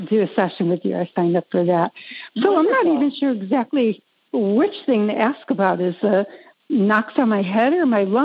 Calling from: North Carolina, United States; Um, North Carolina, not too far from you.

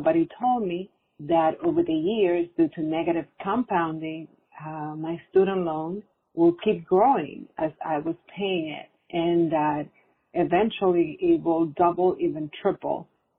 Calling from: New York, United States; I'm calling from New York.

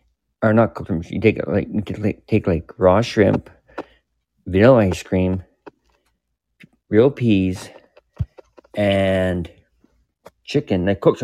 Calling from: Canada; I'm in Canada.

